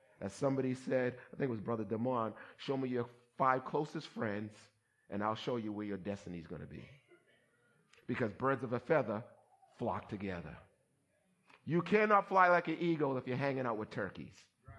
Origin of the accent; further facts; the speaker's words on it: Somerville, Massachusetts, United States; as an African American growing up in Somerville where there weren't too many black people, and it was during the season of busing and all that stuff that you see that's history now